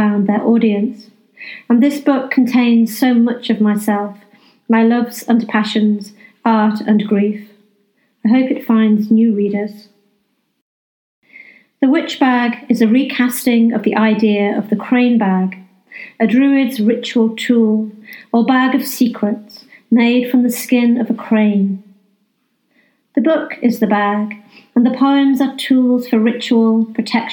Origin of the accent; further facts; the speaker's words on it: North Wales, United Kingdom; now in West Yorkshire, United Kingdom; I grew up in North Wales